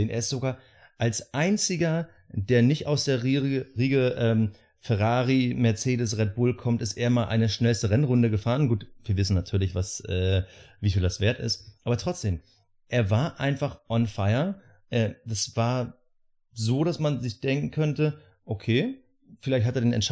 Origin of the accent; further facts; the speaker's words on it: Germany; wir als Deutsche